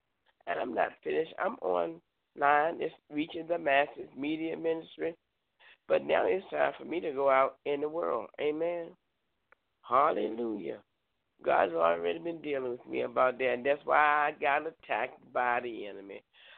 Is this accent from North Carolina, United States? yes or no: yes; Concord, North Carolina, United States; now in Danville, United States; I came from Charlotte, Concord area and ended up here in Danville.